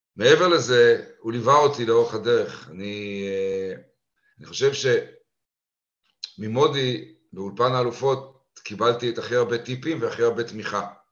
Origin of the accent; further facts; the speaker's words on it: Haifa, Haifa District, Israel; moved away as an adult; also born or lived in London; גדלתי בחיפה ולמדתי בבית ספר הריאלי